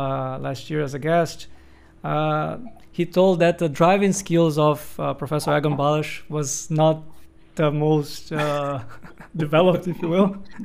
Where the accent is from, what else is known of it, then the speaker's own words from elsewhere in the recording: João Pessoa, Paraíba, Brazil; also born or lived in Niterói; here in João Pessoa, my hometown.